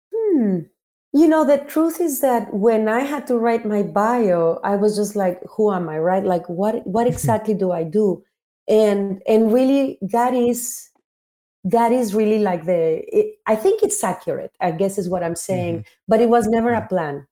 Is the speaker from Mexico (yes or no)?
yes; Mexico; I had two parts of my growing up in Mexico.